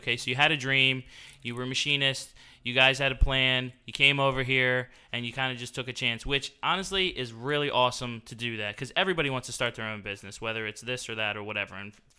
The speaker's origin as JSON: {"language": "English", "town": "Franklinville", "region": "New Jersey", "country": "United States", "tie": "born or raised there", "also_born_or_lived": "Glassboro, New Jersey", "said": "I was, you know, raised in Franklinville."}